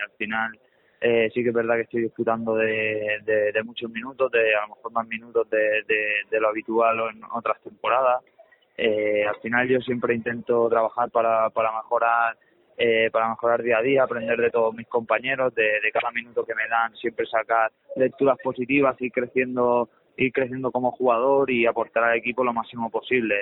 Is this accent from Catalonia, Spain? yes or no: yes; Santa Coloma de Gramenet, Catalonia, Spain; nos criamos ahí en Santa Coloma